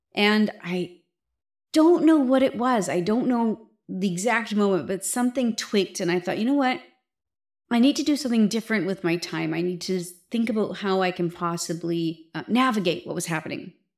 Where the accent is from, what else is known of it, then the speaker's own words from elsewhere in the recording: Canada; being a Canadian